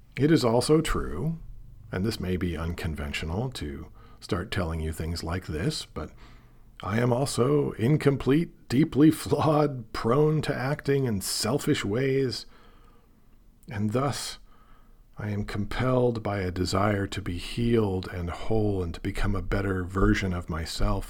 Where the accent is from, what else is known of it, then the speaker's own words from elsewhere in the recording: Portland, Oregon, United States; also born or lived in Seattle; I grew up in Portland, Oregon, the child of two teachers